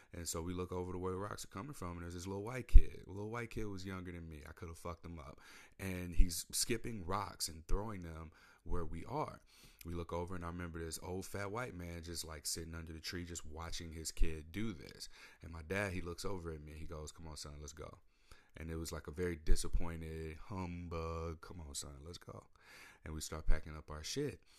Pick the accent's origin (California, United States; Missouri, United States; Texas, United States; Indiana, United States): Missouri, United States; St. Louis; moved away as an adult; now in Portland, United States; I come from Saint Louis, Missouri.